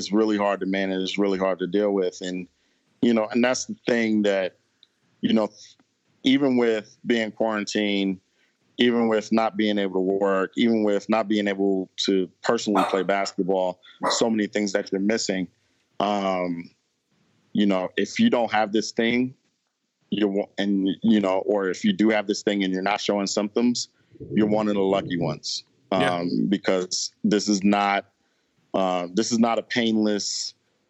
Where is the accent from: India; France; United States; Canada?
United States; New York; I'm from New York